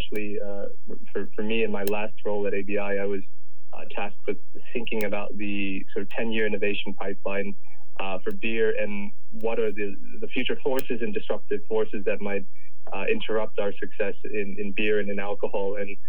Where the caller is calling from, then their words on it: Denver, Colorado, United States; I'm actually joining from sunny Colorado in the U.S., in Denver, where Canopy U.S. operations are temporarily based.